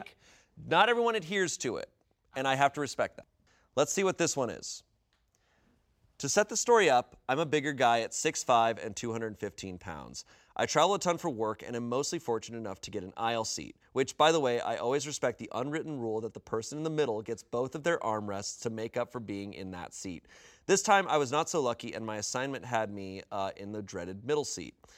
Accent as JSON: {"language": "English", "country": "United States", "said": "I'm American"}